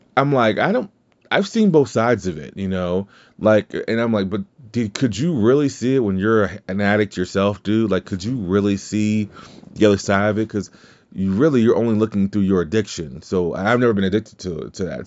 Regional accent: Louisiana, United States; I'm from Louisiana, so it's not like we speak good English anyway

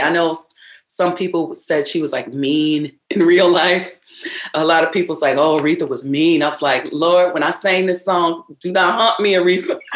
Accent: Ravenna, Michigan, United States; I grew up in Ravenna, Michigan on a farm, so I'm a a country girl

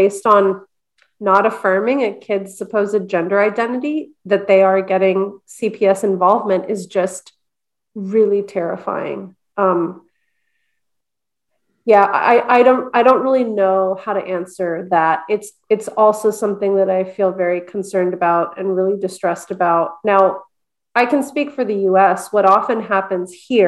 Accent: Montreal, Quebec, Canada; I'm from Montreal too, by the way. I was born in Montreal.

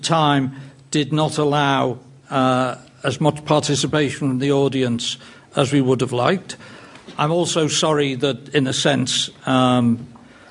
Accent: England, United Kingdom; being a wishy-washy English person

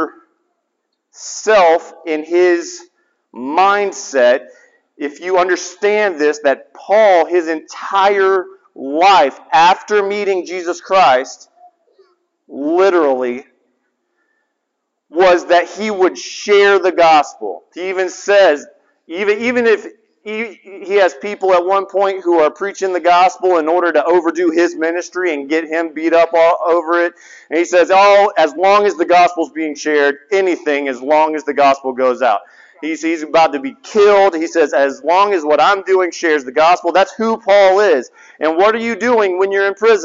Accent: the South, United States; I'm from the South

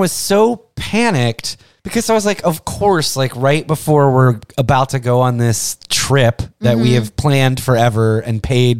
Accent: United States

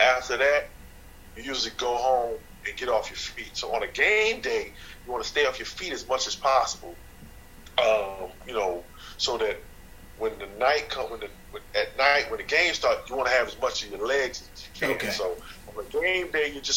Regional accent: New York, United States; moved away; also born or lived in North Carolina; I grew up in New York and moved to North Carolina where my father was from

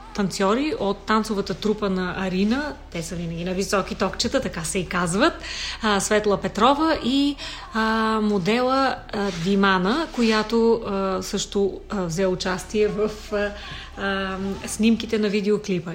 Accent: Vratsa, Vratsa Province, Bulgaria; now in Sofia, Bulgaria; аз вече съм такава принадена софиянка, която така се смятам, но дълги години вече живея в София, иначе съм родом от Враца.

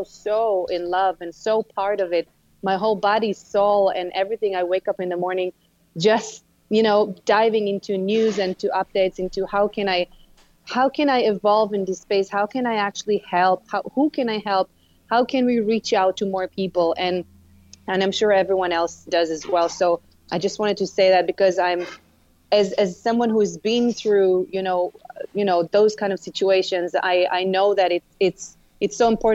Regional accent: Israel; I grew up in Israel. And as an Israeli

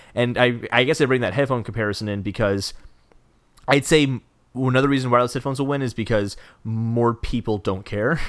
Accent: United States; I'm an American

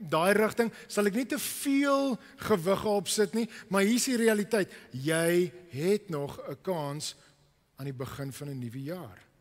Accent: Cape Town, Western Cape, South Africa; Ek het groot geword in die Kaap en ek is hier sit op die rots

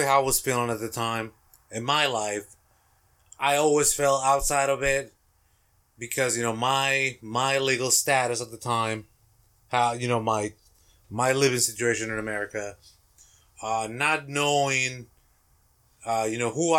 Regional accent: Mexico; English is a second language; now in United States; I grew up in Mexico. I actually pledged allegiance to the Mexican flag.

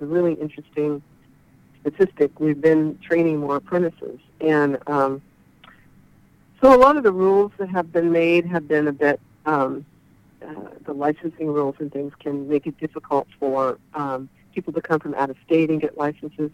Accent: Chico, California, United States; moved away as an adult; also born or lived in Davis, California / Santa Cruz, California; now in Oregon, United States; in Chico, California

